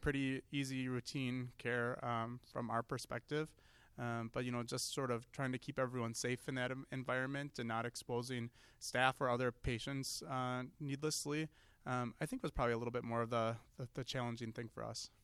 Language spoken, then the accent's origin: English; Seymour, Wisconsin, United States; I'm a fairly local kid. I grew up in Seymour